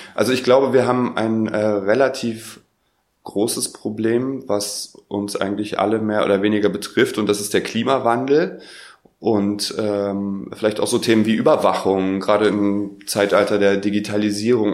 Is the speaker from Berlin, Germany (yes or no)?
yes; Berlin, Germany; ich komme aus Berlin.